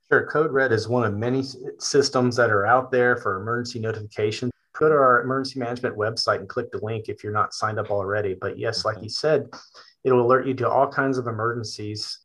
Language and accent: English; Richmond, Virginia, United States; now in Gloucester County, United States; I am from Richmond, Virginia.